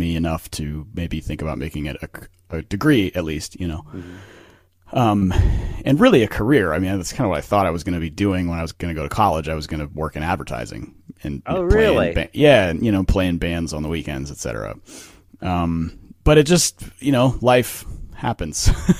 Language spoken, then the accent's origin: English; Menlo Park, California, United States; now in Fort Worth, United States; I grew up in Menlo Park, California, which is part of the San Francisco Bay Area on the peninsula, sort of famous now for being part of Silicon Valley, where all the tech stuff is.